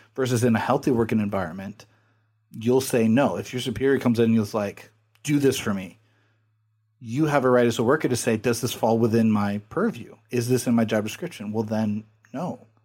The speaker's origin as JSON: {"language": "English", "region": "California", "country": "United States", "said": "I'm from California"}